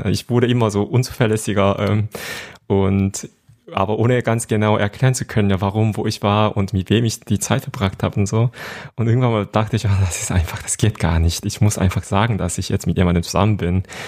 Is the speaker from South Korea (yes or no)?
yes; Seoul, South Korea; German is a second language; moved away as an adult; now in Germany; ich bin in Seoul in Südkorea geboren und aufgewachsen